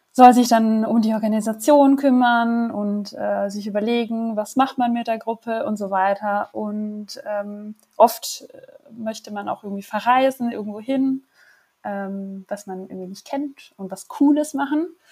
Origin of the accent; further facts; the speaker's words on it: Germany; moved away as an adult; now in Paris, France; ich bin Deutsche, äh, wie ihr auch, und äh, wohne aber seit gut äh, drei Jahren